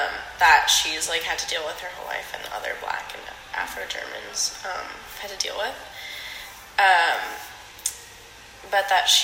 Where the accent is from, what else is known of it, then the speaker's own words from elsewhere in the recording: Bend, Oregon, United States; moved away; I'm originally from Bend, Oregon.